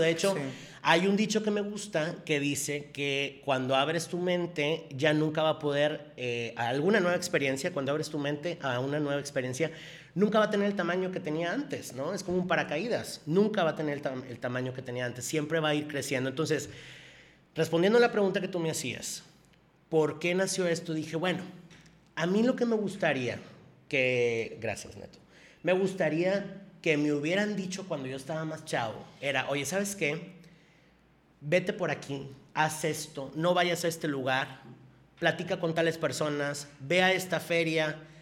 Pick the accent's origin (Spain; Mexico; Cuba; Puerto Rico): Mexico; Monterrey, Nuevo León; yo nací aquí en Monterrey y yo vivo aquí en Monterrey